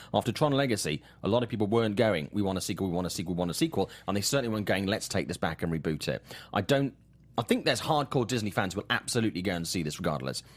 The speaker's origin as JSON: {"language": "English", "town": "Swansea", "region": "Wales", "country": "United Kingdom", "tie": "born or raised there", "said": "my, my hometown of Swansea in, in the U K"}